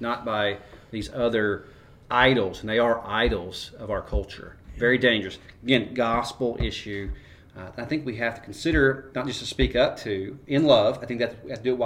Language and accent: English; United States; I'm an American. I am a patriotic American.